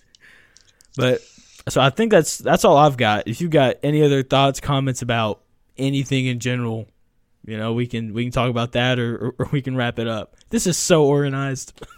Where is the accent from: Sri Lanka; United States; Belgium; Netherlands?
United States; Tennessee; I grew up in Tennessee